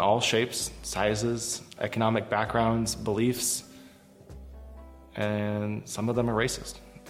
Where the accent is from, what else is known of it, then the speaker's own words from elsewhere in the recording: North Idaho, United States; I grew up in North Idaho, and I wasn't exposed to a lot of people from different cultures.